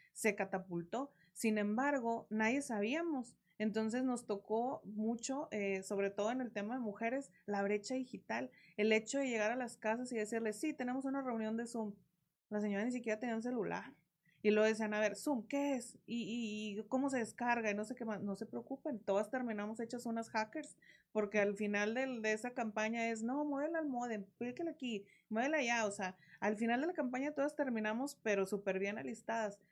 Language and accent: Spanish; Coahuila, Mexico